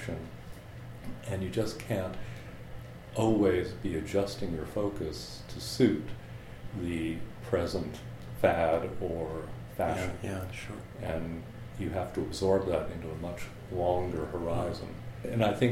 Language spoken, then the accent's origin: English; Sarasota, Florida, United States; moved away as an adult; I grew up in Florida. I went to the public schools in Sarasota, Florida.